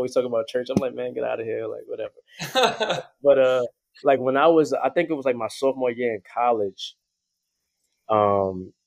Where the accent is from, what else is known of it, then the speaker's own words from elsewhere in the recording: New York City, New York, United States; I grew up in Harlem, New York City